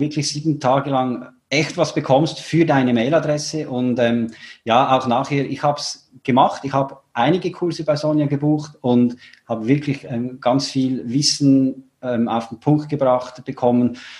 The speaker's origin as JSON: {"language": "German", "country": "Switzerland", "said": "ich bin ja aus der Schweiz"}